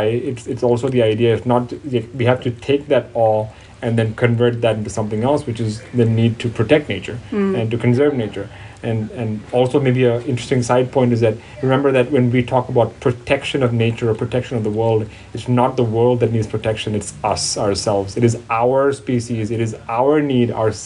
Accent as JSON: {"language": "English", "country": "Thailand", "tie": "born or raised there", "said": "I grew up in Thailand ever since I was 1 year old"}